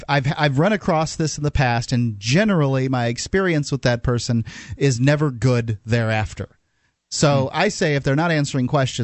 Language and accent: English; Florida, United States; moved away; We're both southern. We're both from Florida.